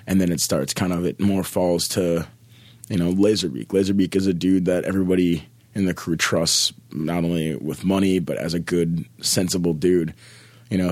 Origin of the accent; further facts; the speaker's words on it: Minneapolis, Minnesota, United States; I'm born and raised in Minneapolis, Minnesota